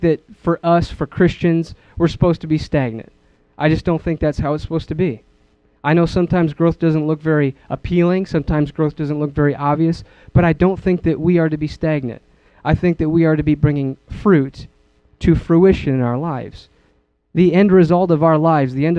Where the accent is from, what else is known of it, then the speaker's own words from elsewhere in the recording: Wisconsin, United States; moved away; I come from Wisconsin. I miss my family